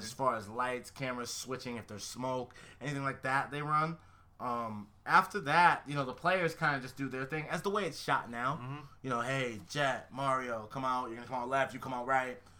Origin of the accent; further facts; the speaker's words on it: Connecticut, United States; moved away; I'm from Connecticut